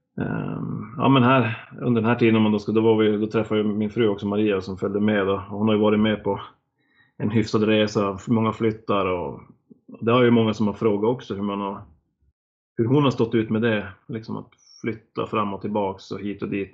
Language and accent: Swedish; Norrland, Sweden; moved away as an adult; also born or lived in Blekinge; som norrlänning kommer ner till Blekinge